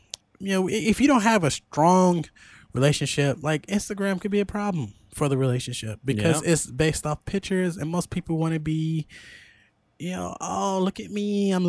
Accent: Chicago, Illinois, United States; Bitch, I grew up in Cook County housing in Chicago, Illinois.

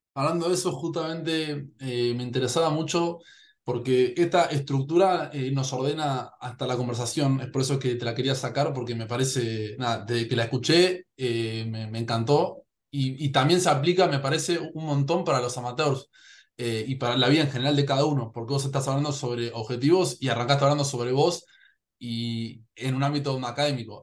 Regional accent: Argentina; Yo en Argentina

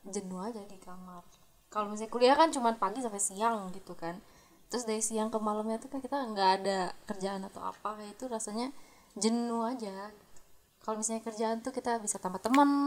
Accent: Jakarta, Indonesia; also born or lived in Surabaya; Dari Jakarta.

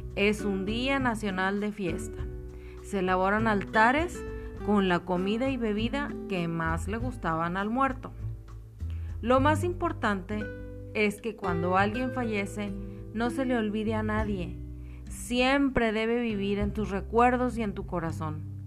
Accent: Mexico; los mexicanos, después de haber pasado por el trago amargo de enterrar a sus muertos, nos burlamos de la calaca

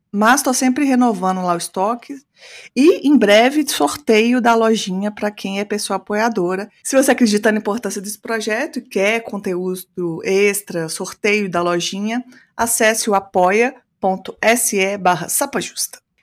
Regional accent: Minas Gerais, Brazil; eu sou do Sudeste, mas eu sou do melhor do Sudeste, que é Minas

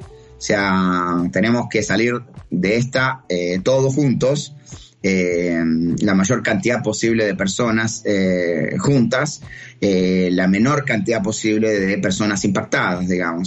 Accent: Uruguay; now in Chile; yo vivo en Chile, soy uruguayo, pero radicado en Chile

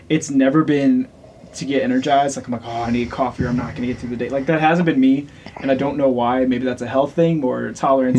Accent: Louisiana, United States; now in Wichita, United States; originally, I am from Louisiana

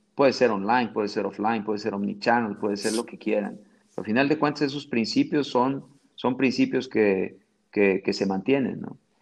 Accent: Mexico; accent: Mexican; moved away as an adult; now in Brazil; tengo un acento bien mexicano

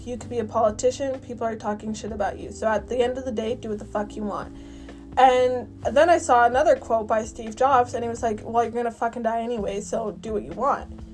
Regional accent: Canada; I'm from Canada.

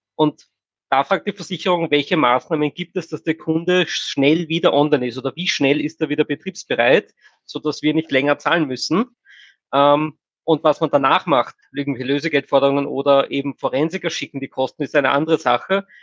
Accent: Austria; bei uns in Österreich

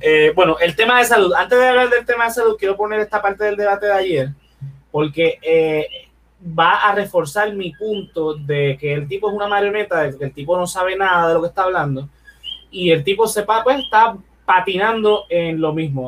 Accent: Puerto Rico

